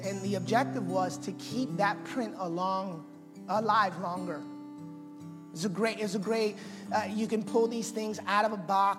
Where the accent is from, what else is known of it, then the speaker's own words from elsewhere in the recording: Massachusetts, United States; I'm Puerto Rican by birthright, which, by the way, makes me American, because Puerto Rico's a part of America. And but I was born in Massachusetts.